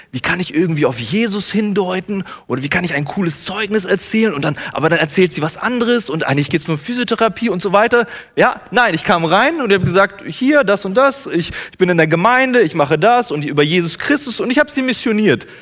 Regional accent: Bielefeld, North Rhine-Westphalia, Germany; now in Herborn, Germany; aus Bielefeld, da wo ich herkomme

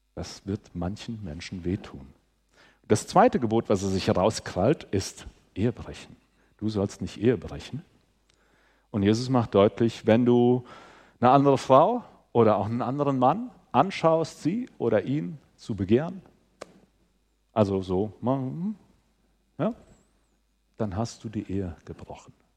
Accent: Southern Hesse, Germany; ich komme aus Südhessen.

